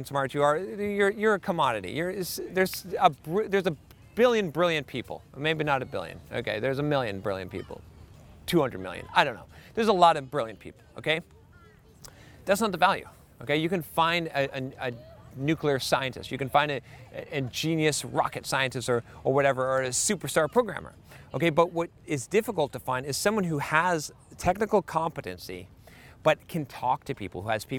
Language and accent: English; United States; American developers